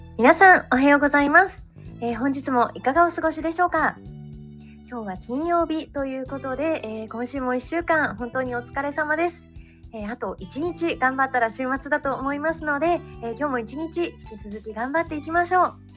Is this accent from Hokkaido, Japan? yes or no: yes; Hokkaido, Japan; now in New York, United States; 私もともと北海道出身